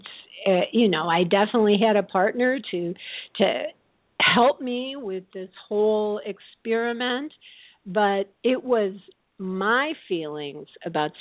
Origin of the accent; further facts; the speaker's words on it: Midwest, United States; I grew up in the Midwest with very conservative values around sex